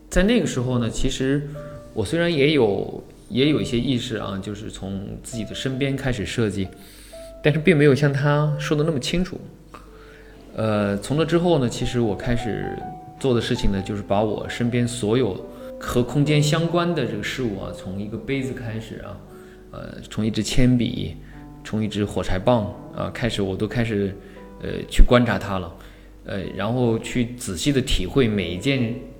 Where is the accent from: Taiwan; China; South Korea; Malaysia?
China; Huangshan, Anhui; moved away; 回到我的家乡，呃，黄山啊，去回，回，回到那个宏村啊，西地啊